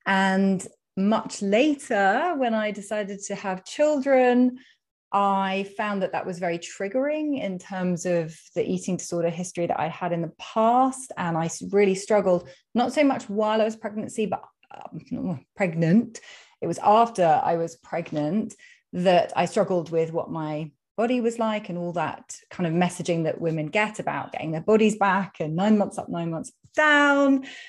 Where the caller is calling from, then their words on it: London, United Kingdom; So, well, you can probably tell from my accent that I am speaking from the UK. I'm in London.